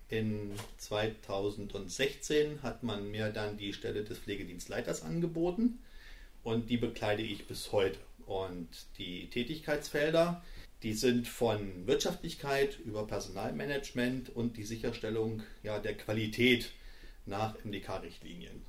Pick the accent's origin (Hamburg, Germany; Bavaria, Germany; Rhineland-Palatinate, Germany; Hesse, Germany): Hesse, Germany; Bad Karlshafen; also born or lived in Schalke (Gelsenkirchen), North Rhine-Westphalia / Kassel; Ich bin in dem ja, schönen Bad Karlshafen groß geworden